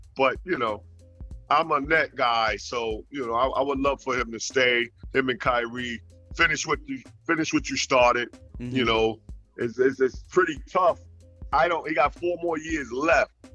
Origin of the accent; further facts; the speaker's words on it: New York, United States; moved away as an adult; also born or lived in Nashville; now in Florida, United States; I live born and raised in New York